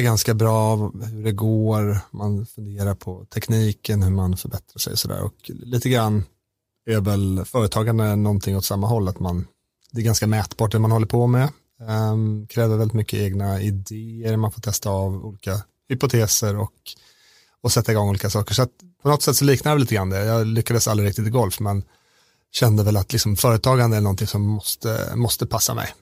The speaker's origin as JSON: {"language": "Swedish", "country": "Sweden", "said": "som svensk"}